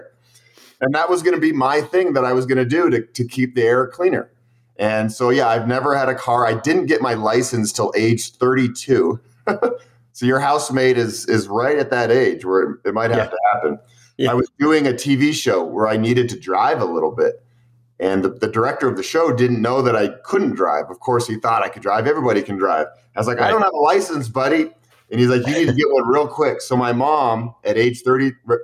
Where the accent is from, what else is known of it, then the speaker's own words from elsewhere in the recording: United States; growing up in the United States